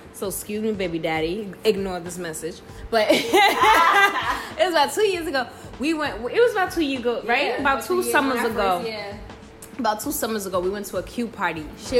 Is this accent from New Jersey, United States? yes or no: yes; Englewood, New Jersey, United States; from Inglewood, New Jersey. We have Marie here that grew up from...